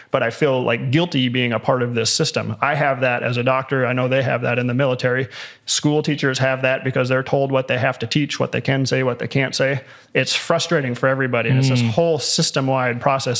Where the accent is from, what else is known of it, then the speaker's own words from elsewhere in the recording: United States; also born or lived in Colorado Springs, Colorado; as an American